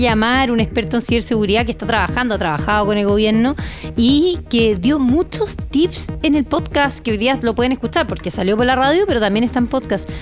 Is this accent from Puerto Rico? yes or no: no; Chile; nosotros como chilenos